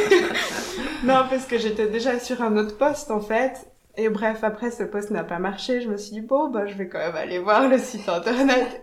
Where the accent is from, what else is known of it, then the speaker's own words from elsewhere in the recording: Jura, Switzerland; moved away; also born or lived in Geneva / Paris; je viens du Jura à la base